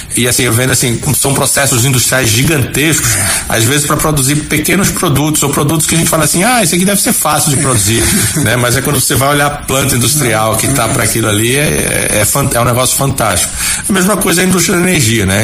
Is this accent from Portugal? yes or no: no; Recife, Pernambuco, Brazil; moved away as an adult; also born or lived in Aracaju, Sergipe / Minas Gerais; now in Campo Grande, Brazil; eu nasci em Recife, eu sou pernambucano. pernambucano. Fui criado